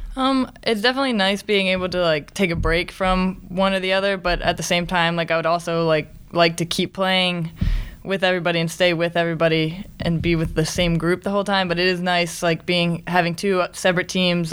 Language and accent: English; Westminster, Maryland, United States; I'm from Westminster, Maryland